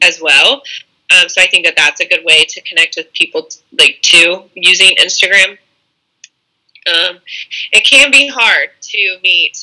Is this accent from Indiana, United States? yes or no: yes; Indianapolis, Indiana, United States; when I came back to Indianapolis